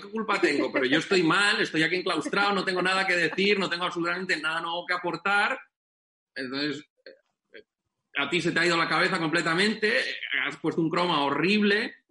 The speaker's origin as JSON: {"language": "Spanish", "town": "Benidorm", "region": "Valencian Community", "country": "Spain"}